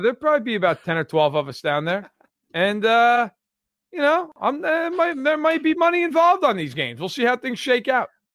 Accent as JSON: {"language": "English", "region": "New York", "country": "United States", "moved": "yes", "said": "I'm from New York"}